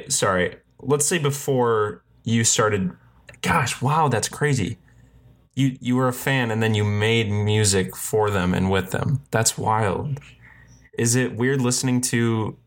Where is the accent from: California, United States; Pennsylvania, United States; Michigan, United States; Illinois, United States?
Michigan, United States; I'm from Michigan